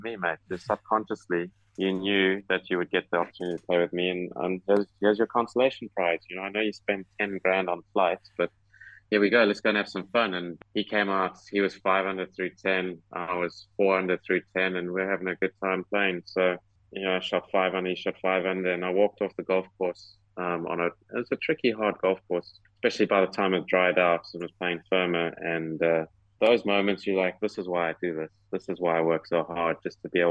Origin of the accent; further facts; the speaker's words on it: South Africa; moved away as an adult; also born or lived in United States; now in United Kingdom; down in my home country